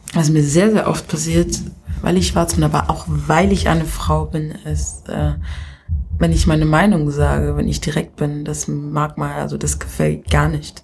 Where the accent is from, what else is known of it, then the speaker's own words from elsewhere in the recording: Kenya; now in Germany; ich in Kenia einfach geboren bin und nicht hier als Kenia-Deutsche zur Welt gekommen bin